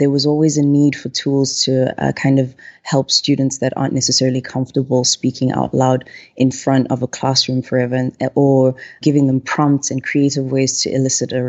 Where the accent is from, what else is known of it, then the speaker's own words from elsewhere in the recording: South Africa; moved away as an adult; now in Minneapolis, United States; I am originally from South Africa and I've been based in the US for almost 5 years, 6 months, and a couple of days.